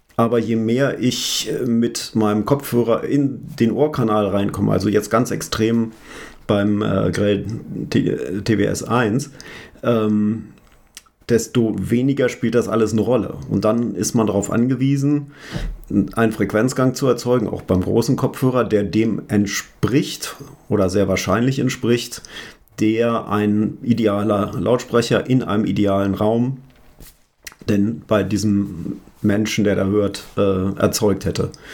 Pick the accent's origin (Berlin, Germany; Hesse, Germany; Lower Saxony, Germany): Lower Saxony, Germany; Hanover; ich komme aus Hannover